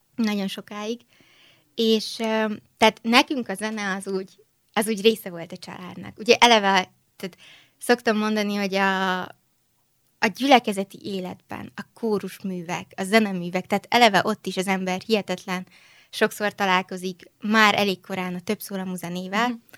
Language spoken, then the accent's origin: Hungarian; Budapest, Hungary; moved away as an adult; also born or lived in Vienna, Austria; itt születtem Budapesten, uh-huh. itt születtem Magyarországon, itt is nőttem föl